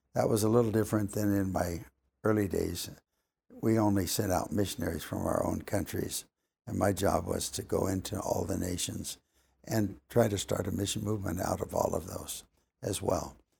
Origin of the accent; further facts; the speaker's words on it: Los Angeles, California, United States; moved away; I grew up in Los Angeles